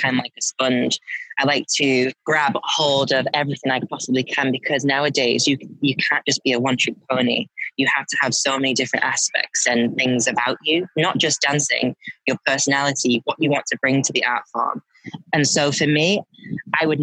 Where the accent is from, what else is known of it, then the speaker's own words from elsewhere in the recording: Manchester, North West England, United Kingdom; it all started in Manchester, where I'm born and bred.